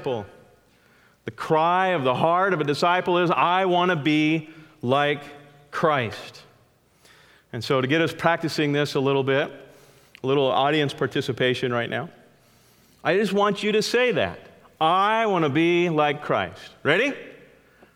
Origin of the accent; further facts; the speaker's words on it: California, United States; I grew up in California and had the beautiful privilege of only being about 30 minutes from the giant sequoias